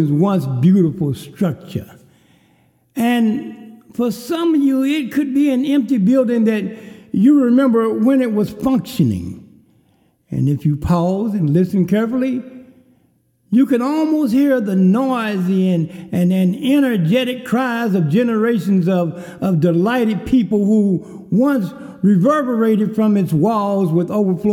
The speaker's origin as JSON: {"language": "English", "town": "Kerrville", "region": "Texas", "country": "United States", "tie": "born or raised there", "said": "a cafe in my hometown of Kerrville, Texas, called The Famous Door"}